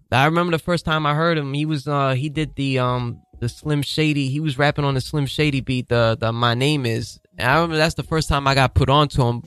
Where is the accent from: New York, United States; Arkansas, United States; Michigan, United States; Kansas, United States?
New York, United States; New York City; I'm from Harlem